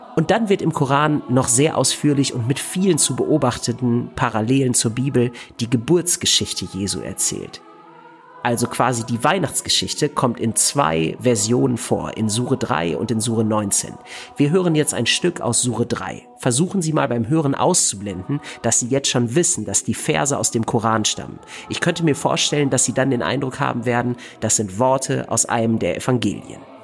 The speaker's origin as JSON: {"language": "German", "country": "Germany", "said": "als Deutscher in der Türkei"}